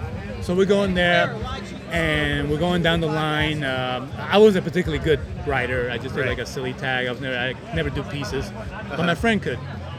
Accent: New York City, New York, United States; I grew up doing the graffiti when I was, I guess I was 11 or 12, growing up in Queens, New York City.

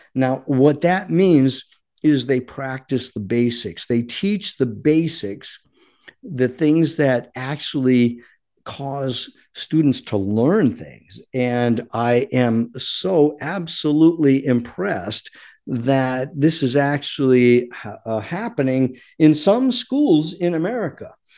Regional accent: Rhode Island, United States; moved away; I grew up in Rhode Island

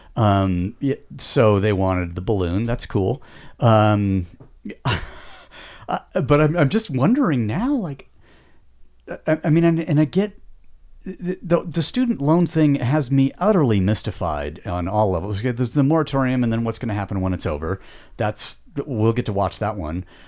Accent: United States; we as Americans

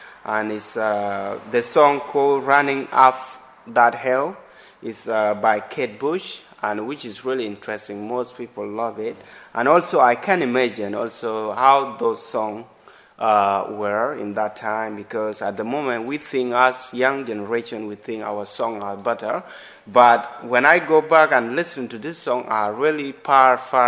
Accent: South Sudan; now in Brighton, United Kingdom; I'm from South Sudan, and we share the same language

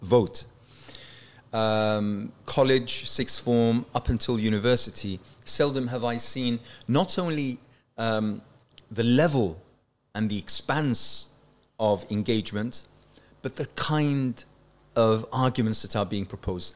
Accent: Yorkshire and the Humber, United Kingdom; also born or lived in Iraq; now in London, United Kingdom; I would think of myself as a as a Yorkshire lad

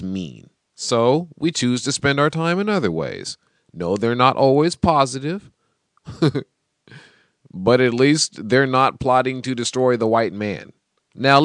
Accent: Seattle, Washington, United States; I'm from Seattle

